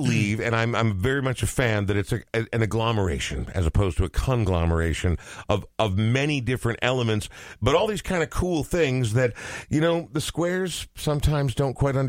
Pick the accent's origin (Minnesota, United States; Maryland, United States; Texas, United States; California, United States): Minnesota, United States; Coon Rapids; I'm also from northern Minnesota, but it's Coon Rapids